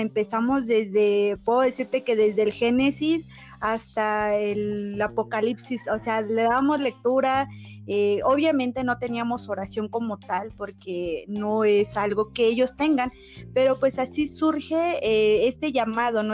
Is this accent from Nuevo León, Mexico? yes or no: no; San José Iturbide, Guanajuato, Mexico; soy del estado de Guanajuato, San José Iturbide, para ser exactos